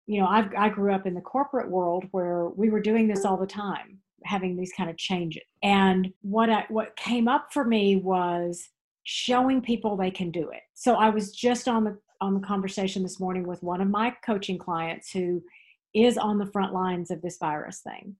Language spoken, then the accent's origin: English; Texas, United States; now in Tryon, North Carolina, United States; growing up in Texas.